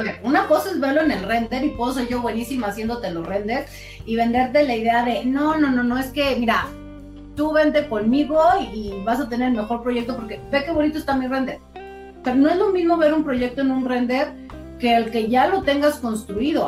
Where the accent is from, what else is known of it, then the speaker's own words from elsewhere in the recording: Mexico; estamos muy orgullosos de estar en México porque, bueno, somos mexicanos